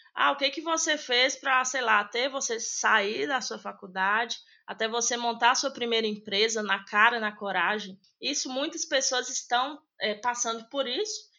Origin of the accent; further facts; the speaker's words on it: Medina, Minas Gerais, Brazil; moved away as an adult; now in Belo Horizonte, Brazil; eu não sou de Belo Horizonte, né? Hoje eu moro aqui, mas eu sou do interior de Minas, uma cidade pequena chamada Medina, e eu vim embora para cá para estudar